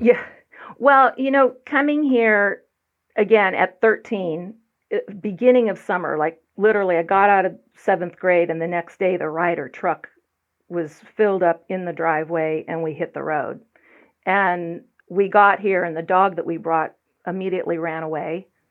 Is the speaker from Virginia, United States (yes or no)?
no; Broadview Heights, Ohio, United States; moved away; I was born and raised in Broadview Heights, Ohio, which is just outside of Cleveland